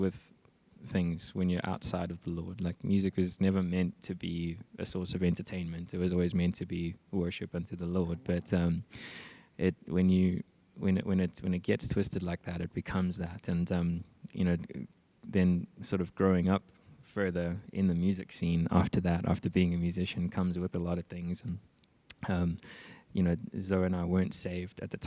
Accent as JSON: {"language": "English", "town": "Johannesburg", "region": "Gauteng", "country": "South Africa", "tie": "born or raised there", "also_born_or_lived": "Mpumalanga", "said": "Then we moved from Johannesburg to Mpumalanga, and spent quite a few years there."}